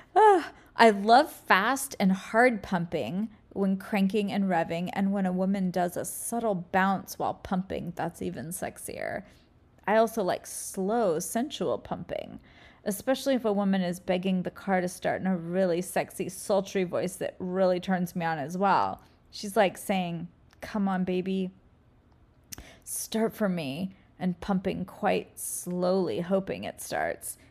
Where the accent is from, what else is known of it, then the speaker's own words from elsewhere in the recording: California, United States; also born or lived in Hawaii; I'm from California, where I'm kind of my permanent, just my home base.